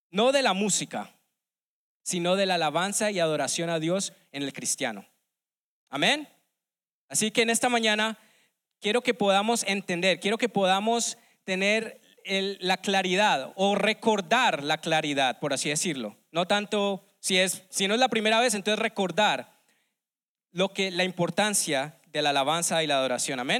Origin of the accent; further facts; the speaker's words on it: Colombia; now in United States; desde que llegué aquí hace unos ya 17 años en los Estados Unidos, vengo de Colombia